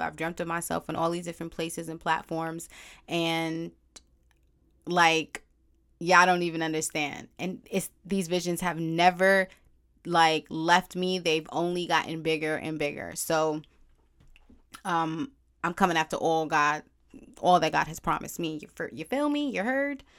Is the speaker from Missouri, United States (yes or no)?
no; New York City, New York, United States; also born or lived in Brooklyn, New York / Bronx, New York; I was born in Brooklyn, technically raised in Harlem, and now I reside in the B X